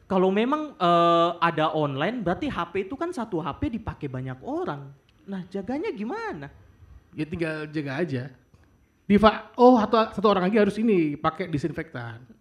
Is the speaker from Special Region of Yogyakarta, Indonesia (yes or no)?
yes; Yogyakarta, Special Region of Yogyakarta, Indonesia; saya sebagai orang Jogja yang banyak banget perajin batik tuh senang banget aku ini pakai batik walaupun bukan motif Jogja mungkin ya